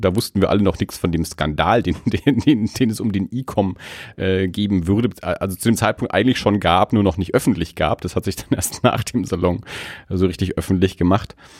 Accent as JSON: {"language": "German", "town": "Erlangen", "region": "Bavaria", "country": "Germany", "tie": "born or raised there", "said": "ich bin ja nun mal in Erlangen aufgewachsen"}